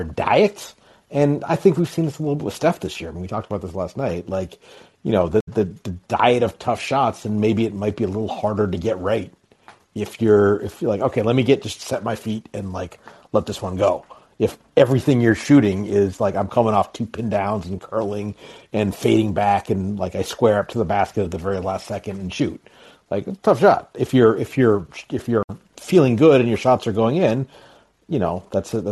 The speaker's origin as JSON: {"language": "English", "town": "Anchorage", "region": "Alaska", "country": "United States", "moved": "yes", "lives_now": "Milwaukee, United States", "said": "I live outside Milwaukee now. I'm originally from Anchorage, Alaska"}